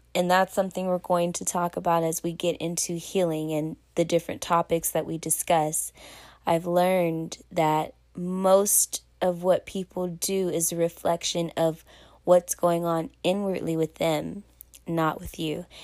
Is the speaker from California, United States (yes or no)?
yes; Pasadena, California, United States; I am from Pasadena, California, representing the six two six